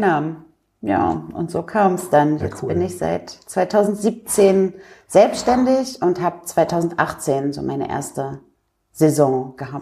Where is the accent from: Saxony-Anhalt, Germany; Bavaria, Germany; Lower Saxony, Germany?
Lower Saxony, Germany; near Hanover; moved away as an adult; also born or lived in England; now in Dresden, Germany; Ich komme ja ursprünglich aus der Nähe von Hannover